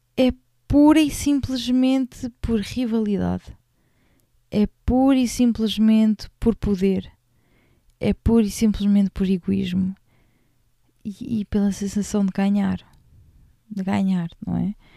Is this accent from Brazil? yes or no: no; Portugal